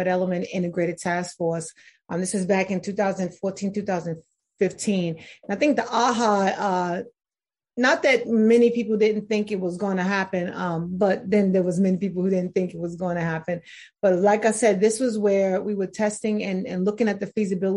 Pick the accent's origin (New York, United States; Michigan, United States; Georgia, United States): New York, United States; New York City; I'm originally from New York City